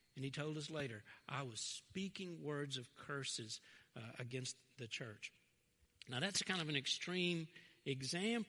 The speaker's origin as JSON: {"language": "English", "town": "Fraser", "country": "United States", "tie": "born or raised there", "said": "I grew up in Fraser."}